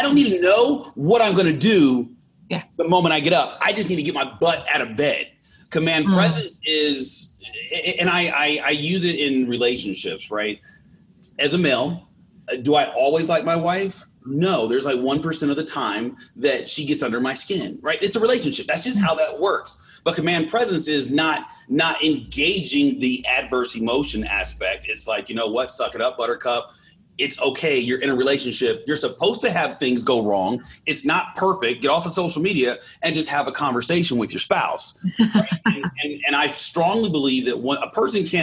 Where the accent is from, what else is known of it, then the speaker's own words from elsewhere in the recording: California, United States; moved away; also born or lived in Arkansas / Jackson, Mississippi; I was born in Arkansas, but I grew up in California